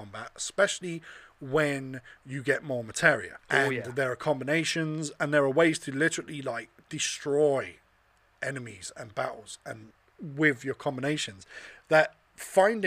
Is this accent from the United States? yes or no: no; London, United Kingdom; I'm from London